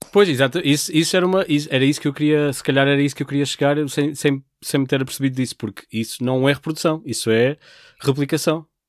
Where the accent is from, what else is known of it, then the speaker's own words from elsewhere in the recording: Portugal; nós como portugueses